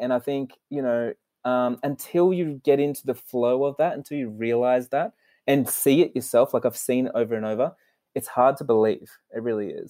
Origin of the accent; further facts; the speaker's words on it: Sydney, New South Wales, Australia; I was born in Sydney, Australia, and we were in a super poor family.